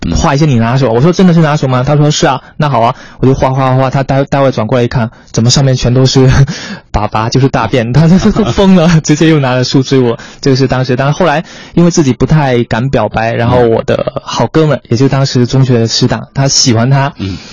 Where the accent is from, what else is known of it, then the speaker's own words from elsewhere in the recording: Quanzhou, Fujian, China; moved away; 我是泉州人，是闽南人